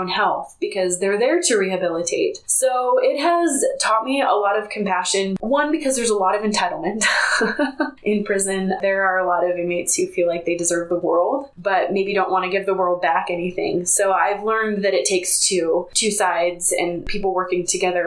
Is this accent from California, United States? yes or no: yes; Bay Area, California, United States; now in Utah, United States; I grew up in the Bay Area, California, and they are very liberal out there.